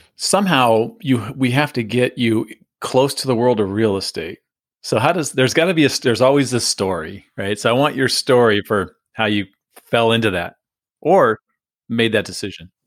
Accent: San Diego, California, United States; I, grew up in San Diego

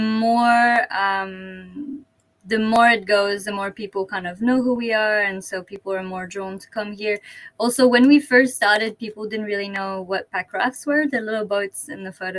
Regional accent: Canada; moved away as an adult; also born or lived in British Columbia; now in Kochi, Japan; I'm French Canadian.

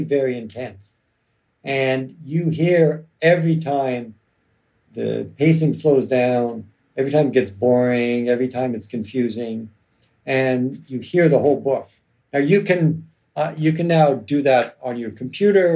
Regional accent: Toronto, Ontario, Canada; when I grew up in Toronto

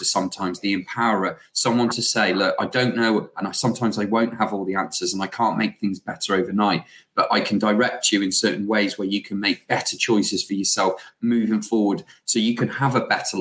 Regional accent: Shrewsbury, West Midlands, United Kingdom; we're from Shrewsbury

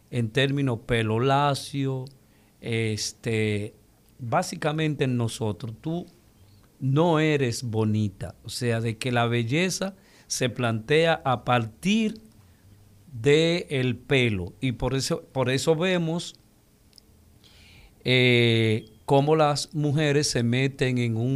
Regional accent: Dominican Republic

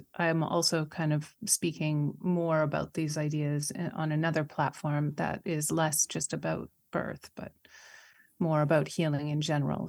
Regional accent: Canada; I'm Canadian

